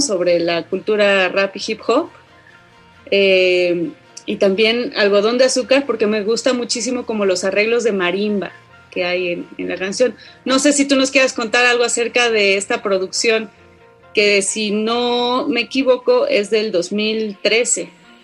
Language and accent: Spanish; Oaxaca, Mexico; soy de Oaxaca, pero de, de ya de la ciudad de Oaxaca